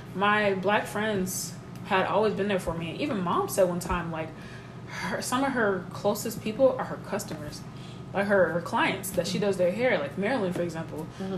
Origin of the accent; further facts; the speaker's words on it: United States; I have African background, but I grew up in America.